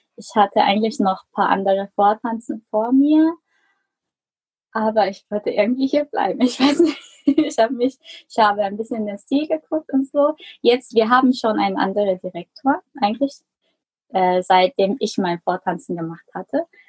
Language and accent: German; Germany; moved away; also born or lived in South Korea; ich bin eigentlich in Deutschland geboren.